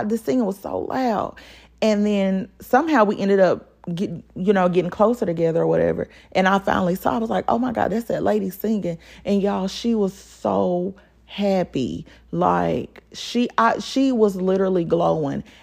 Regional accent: Pine Bluff, Arkansas, United States; Like y'all and y'all know I grew up in Pine Bluff. Like we used to ride our bikes all over freaking Pine Bluff.

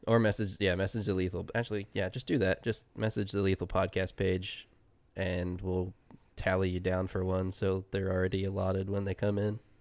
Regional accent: Ohio, United States; moved away; also born or lived in Oregon; I grew up in Ohio

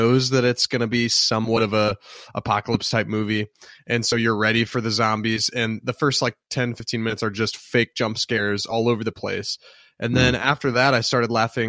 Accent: United States; as a American film connoisseur

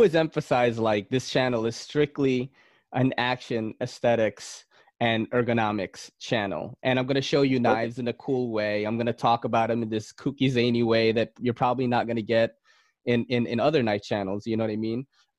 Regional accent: Philippines; now in United States; I came from the Philippines. And I came from the countryside, you know, and I've like eaten weird shit like game, like snake, frog, you know, stuff like that, because that's how it was over there.

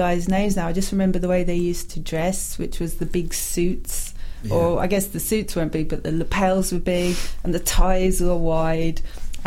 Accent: London, United Kingdom; also born or lived in Lagos, Nigeria; Heathrow, and that's where I grew up

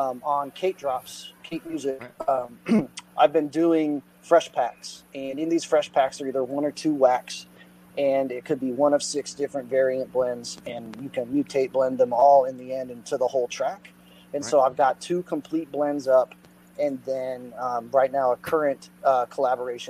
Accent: Austin, Texas, United States; also born or lived in Dallas, Texas; I'm an artist from Austin, Texas, originally, and I live in the Dallas area now

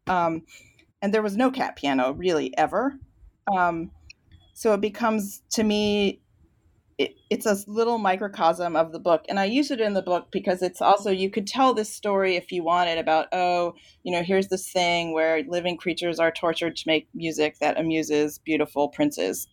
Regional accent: Virginia, United States; I grew up in Virginia

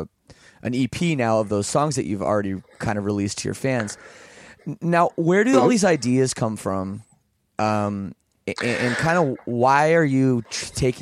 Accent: Canada; I'm from Canada

